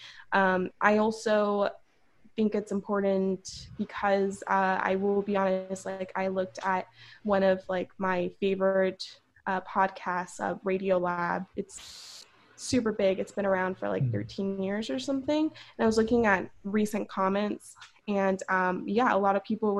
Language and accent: English; Los Angeles, California, United States; accent: Valley girl; I'm from Southern California. I was born and raised here. I'm from LA. I'm from the Valley. So I'm a Valley girl.